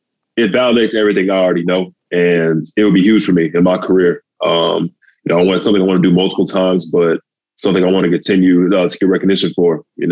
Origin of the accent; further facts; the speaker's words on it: Texas, United States; You know, I'm from Texas. You know how they love their football down there.